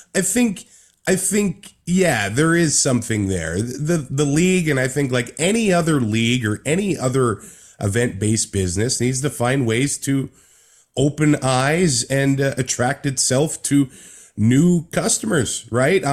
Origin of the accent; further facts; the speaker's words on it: Yorkton, Saskatchewan, Canada; I was born in Yorkton, Saskatchewan, near Regina, about a two hour drive.